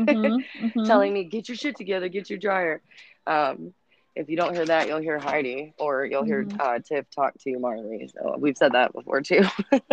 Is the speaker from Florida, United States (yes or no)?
no; Fremont, Ohio, United States; We're all from Fremont.